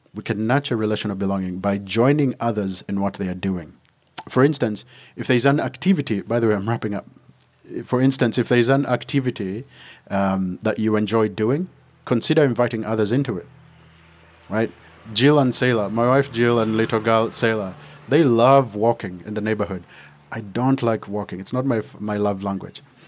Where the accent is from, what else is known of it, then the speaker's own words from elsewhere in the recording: Uganda; moved away; when I was growing up in Uganda